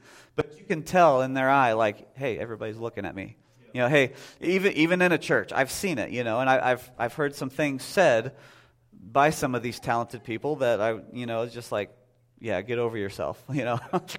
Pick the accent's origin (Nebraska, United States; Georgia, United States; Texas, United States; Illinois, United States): Texas, United States; now in Whitehall, United States; If you go down to the church I grew up with in Texas, it sounds a lot more southern than it would up here.